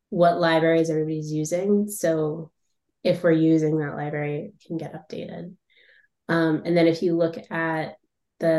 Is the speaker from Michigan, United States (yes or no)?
no; Boston, Massachusetts, United States; now in Chester, United States; I'm from Boston, Massachusetts, but I live in a little town called Chester, New Hampshire now